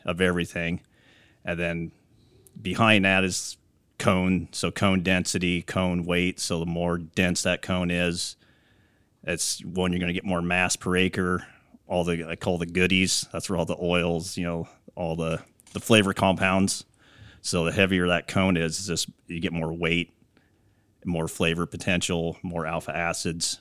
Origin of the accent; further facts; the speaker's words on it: Iowa, United States; moved away as an adult; also born or lived in California; I'm originally from Iowa, so I grew up on a corn, soybean, hog farm there